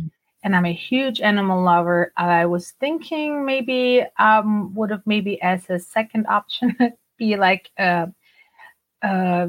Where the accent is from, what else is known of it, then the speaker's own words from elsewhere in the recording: Germany; English is a second language; moved away as an adult; now in United States; I grew up in Germany and, you know, I grew up bilingual, meaning we spoke Turkish at home. My parents are from Turkey